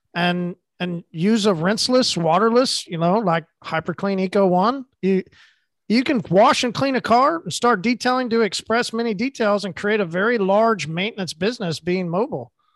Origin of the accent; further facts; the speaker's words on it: Oklahoma, United States; I'm from Oklahoma